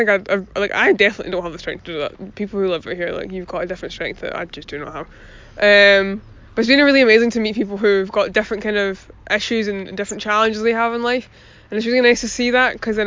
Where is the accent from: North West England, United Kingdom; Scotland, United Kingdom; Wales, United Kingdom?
Scotland, United Kingdom; Glasgow; I'm a Glaswegian teenager